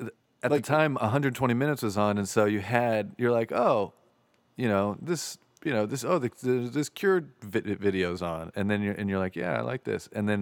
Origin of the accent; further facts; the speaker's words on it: Ozona, Florida, United States; I grew up in Ozona, Florida, which is like right near Clearwater